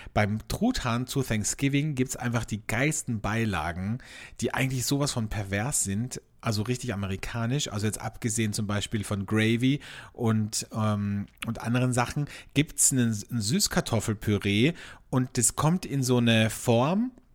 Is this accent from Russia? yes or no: no; Austria; bei uns in Österreich